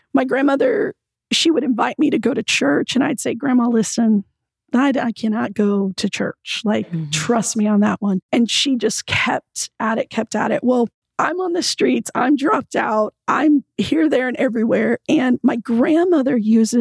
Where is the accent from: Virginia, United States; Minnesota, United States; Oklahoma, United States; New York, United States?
Oklahoma, United States; Oklahoma City; I was born and raised in Oklahoma City